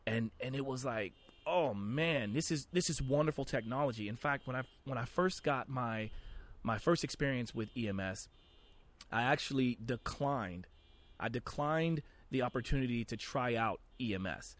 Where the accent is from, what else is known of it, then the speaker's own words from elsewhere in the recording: Oklahoma, United States; I grew up very sheltered, very conservative life. I'm from Oklahoma.